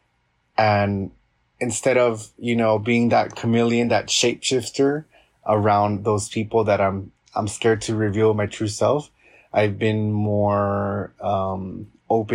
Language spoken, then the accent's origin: English; Los Angeles, California, United States; I was born and raised in Los Angeles